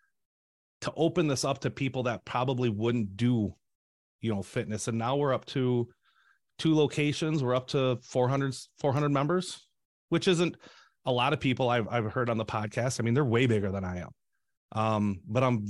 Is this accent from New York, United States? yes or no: no; Shell Lake, Wisconsin, United States; I had relocated to Shell Lake, where my hometown is